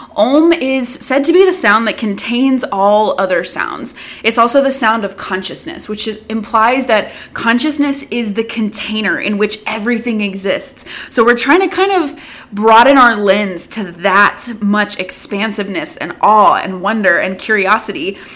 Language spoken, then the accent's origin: English; the South, United States; I grew up in the South.